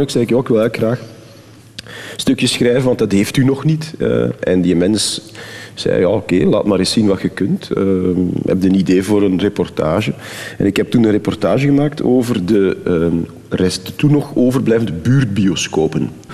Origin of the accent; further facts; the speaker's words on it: Temse, Flanders, Belgium; ik ben van Temse, van het Waasland